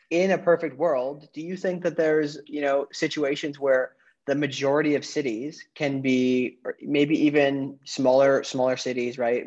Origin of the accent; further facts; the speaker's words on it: northwoods of Wisconsin, United States; also born or lived in New York City; now in Florida, United States; I'm originally from the northwoods of Wisconsin. I lived in New York City and now I'm in Florida